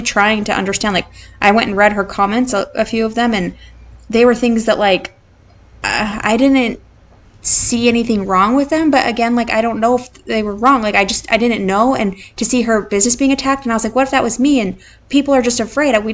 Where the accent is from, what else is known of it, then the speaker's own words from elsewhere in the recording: Idaho, United States; now in San Antonio, United States; we grew up in Idaho